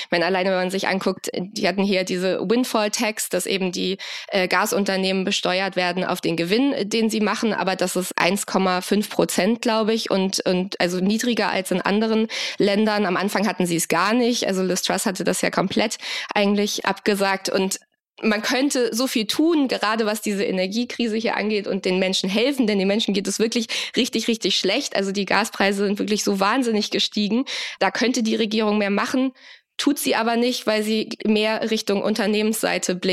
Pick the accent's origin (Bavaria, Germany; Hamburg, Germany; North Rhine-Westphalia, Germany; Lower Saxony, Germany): Hamburg, Germany; now in London, United Kingdom; Also ich komme aus Hamburg und wettertechnisch kann man es sehr gut vergleichen mit London.